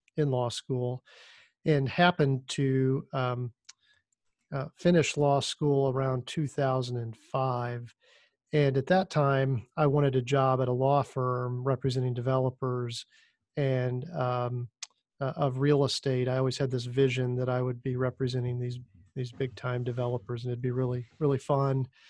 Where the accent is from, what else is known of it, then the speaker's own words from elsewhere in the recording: Indiana, United States; also born or lived in Miami; I ended up coming back to Indiana, which is my, my home state